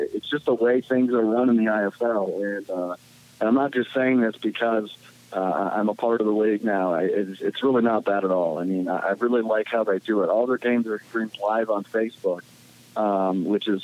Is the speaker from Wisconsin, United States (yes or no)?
yes; Green Bay, Wisconsin, United States; I'm from Green Bay